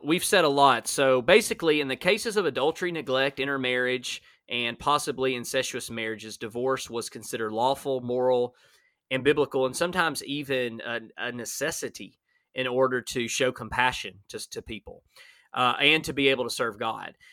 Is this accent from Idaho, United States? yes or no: no; Alabama, United States; I'm from Alabama